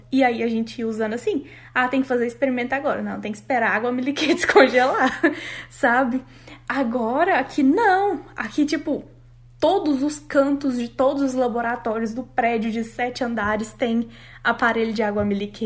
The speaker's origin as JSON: {"language": "Portuguese", "country": "Brazil", "moved": "as an adult", "lives_now": "Canada"}